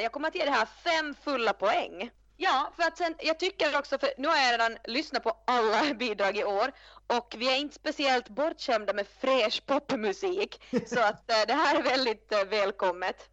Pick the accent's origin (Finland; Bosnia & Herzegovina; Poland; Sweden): Finland; jag är ju från Finland